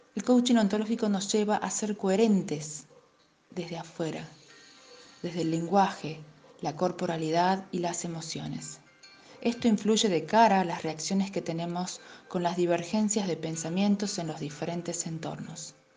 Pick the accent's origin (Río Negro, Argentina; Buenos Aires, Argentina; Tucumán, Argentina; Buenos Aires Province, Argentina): Tucumán, Argentina; soy de Argentina, Tucumán